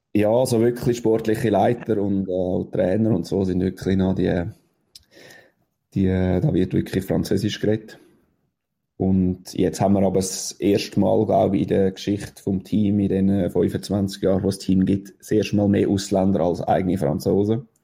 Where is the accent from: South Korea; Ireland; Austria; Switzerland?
Switzerland